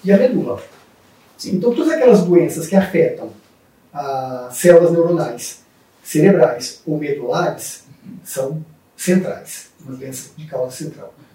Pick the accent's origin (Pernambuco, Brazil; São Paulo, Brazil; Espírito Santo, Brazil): Espírito Santo, Brazil; Colatina; eu sou de uma cidade do interior do Espírito Santo, chamada Colatina.